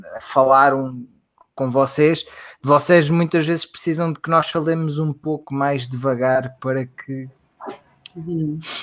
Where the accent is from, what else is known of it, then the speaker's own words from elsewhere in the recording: Portugal; accent: European Portuguese; o nosso sotaque